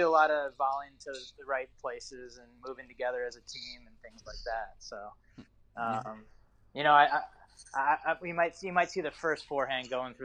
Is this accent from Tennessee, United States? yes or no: no; Ohio, United States; And obviously growing up in Ohio and being able to play for Ohio State, that was something that I had always, that was a goal of mine.